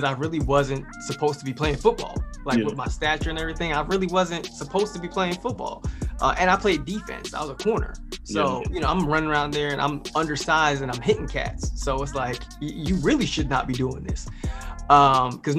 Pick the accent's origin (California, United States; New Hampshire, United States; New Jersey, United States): New Jersey, United States; East Windsor; New Jersey, born and raised